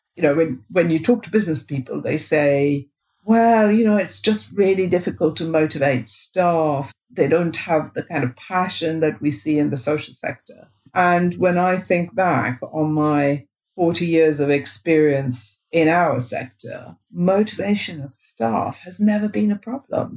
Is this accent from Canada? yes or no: no; India; moved away as an adult; now in United Kingdom; I grew up in India, and when I was growing up in India, all the English medium schools were run by the Catholic Church.